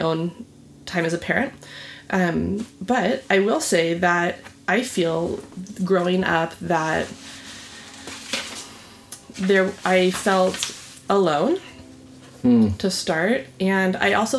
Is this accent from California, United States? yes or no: yes; San Clemente, California, United States; also born or lived in Laguna Beach / Dana Point; I grew up in San Clemente. I was born in Laguna Beach, and now we're in Dana Point.